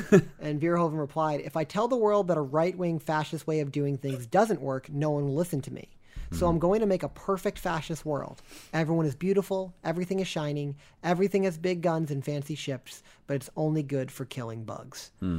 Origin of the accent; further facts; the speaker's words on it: Buenos Aires, Argentina; So until next time, I'm from Buenos Aires, and I say kill them.